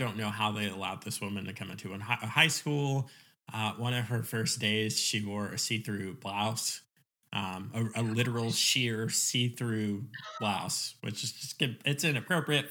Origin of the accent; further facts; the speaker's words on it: Virginia Beach, Virginia, United States; moved away; also born or lived in New York / Oklahoma; we moved to Virginia Beach. But I did my formative years there.